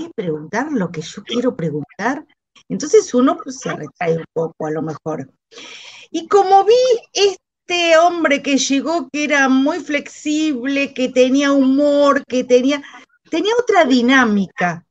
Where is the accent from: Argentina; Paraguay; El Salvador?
Argentina; yo soy de Argentina, eh, resido en La Plata